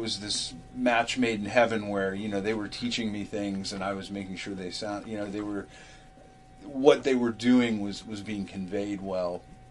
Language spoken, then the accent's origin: English; California, United States; got my degree, and came back home. I'm from California